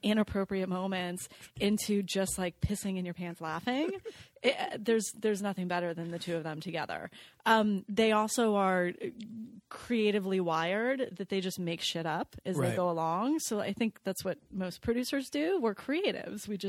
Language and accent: English; Los Angeles, California, United States; I'm a Valley girl. I grew up here in LA.